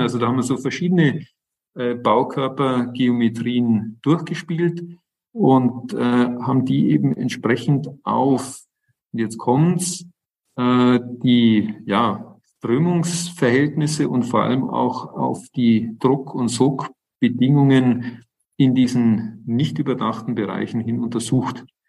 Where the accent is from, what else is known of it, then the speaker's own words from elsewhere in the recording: Northern Germany, Germany; bei uns in Norddeutschland an der Küste